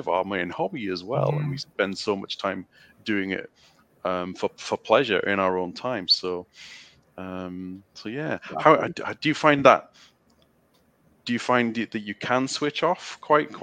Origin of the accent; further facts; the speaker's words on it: United Kingdom; in the UK, what you would call soccer in the States is our main sport